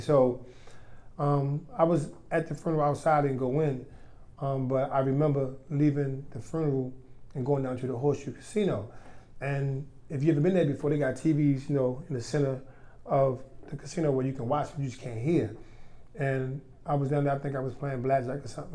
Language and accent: English; Baltimore, Maryland, United States; born and raised in White Lock, better known as Reservoir Hill